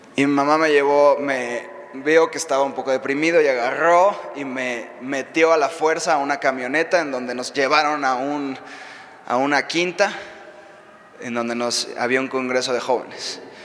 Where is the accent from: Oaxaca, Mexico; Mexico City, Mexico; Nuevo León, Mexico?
Mexico City, Mexico; moved away as an adult; also born or lived in Reading, United States; now in United States; yo soy de aquí de México. Eh, no soy de Estados Unidos, ahorita vivo allá